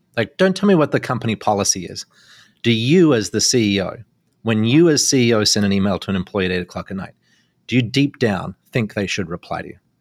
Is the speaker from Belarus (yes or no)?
no; Australia; now in Canada; being Australian